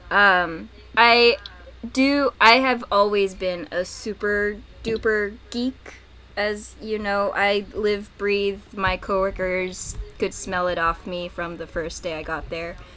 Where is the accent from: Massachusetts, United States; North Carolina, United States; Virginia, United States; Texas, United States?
Virginia, United States; also born or lived in Florida, United States / Peru; I was a little purposefully vague because I guess my hometown is Southern Virginia, but I'm also from Florida and Peru.